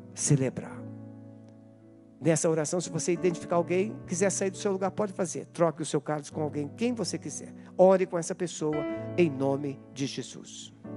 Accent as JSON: {"language": "Portuguese", "country": "Brazil", "said": "nós somos brasileiros"}